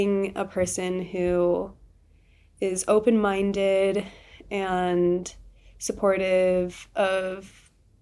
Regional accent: Washington, United States; also born or lived in Zion, Utah; now in Moab, United States; growing up in Washington

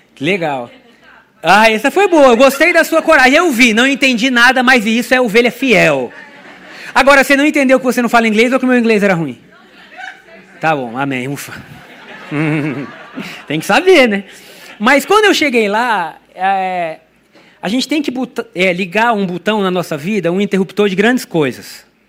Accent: Brazil; first language Portuguese; eu sou brasileiro, no meu país a gente fala português

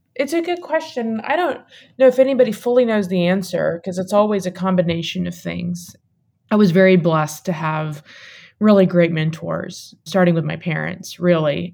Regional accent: Waverly, Tennessee, United States; Southern woman who grew up in rural Tennessee

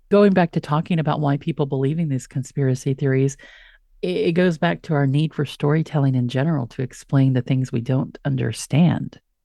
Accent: West Texas, United States; I'm from West Texas

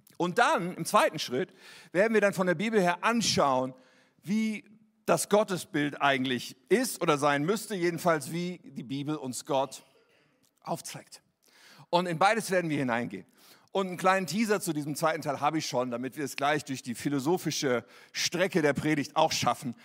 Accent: Germany; wir damals hatten als Deutsche

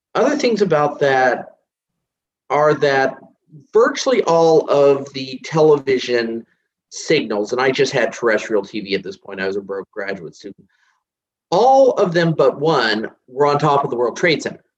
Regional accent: United States; as an American

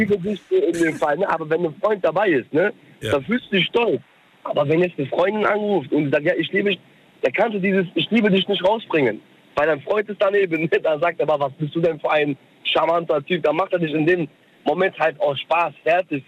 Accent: Germany; also born or lived in Cologne, Germany; ich bin Türke mhm. aus der Türkei, bin aber in Deutschland geboren

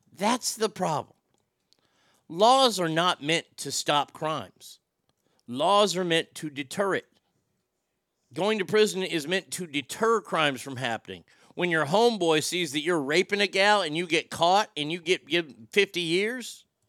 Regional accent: United States; as an American

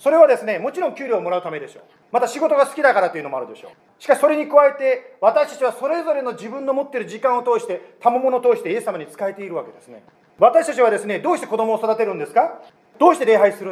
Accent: United States; 私はアメリカ人で主人は日本人です

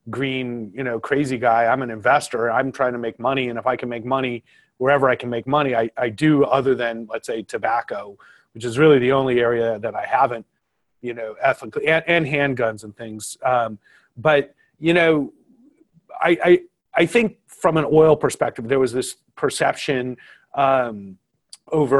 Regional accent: Southern California, United States; I grew up here in Southern California

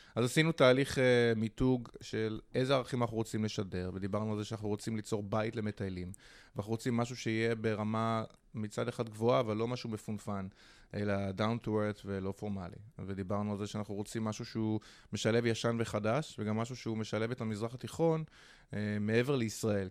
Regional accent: Holon, Tel Aviv District, Israel; גדלתי בחולון

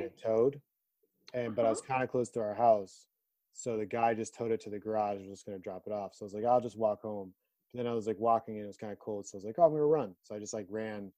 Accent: Philadelphia, Pennsylvania, United States; we're from Philly

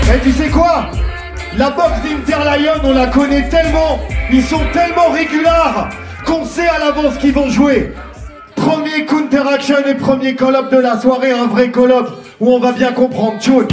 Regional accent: Tours, Centre-Val de Loire, France; now in Paris, France; On big up Tour City parce que c'est ici qu'on a grandi

